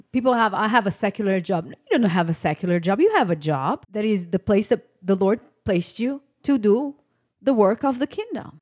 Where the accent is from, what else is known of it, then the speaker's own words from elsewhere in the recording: Texas, United States; I'm from Texas. I live here